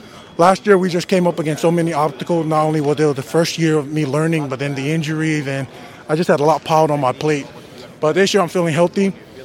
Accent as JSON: {"language": "English", "country": "Australia", "moved": "yes", "lives_now": "United States", "said": "It was actually here in the state of Washington. When I moved out here from Australia, I played for a club, Rainier Highlanders."}